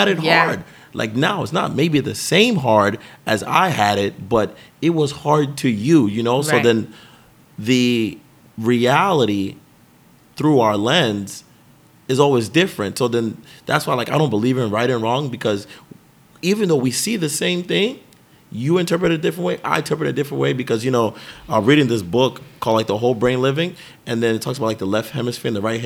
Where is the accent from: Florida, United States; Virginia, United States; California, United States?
Florida, United States; Hollywood; I grew up in Hollywood, Florida